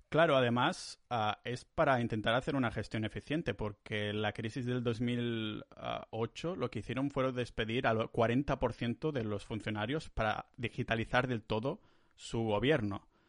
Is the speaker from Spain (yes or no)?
yes; Catalonia, Spain; moved away as an adult; now in Estonia; yo como soy muy catalán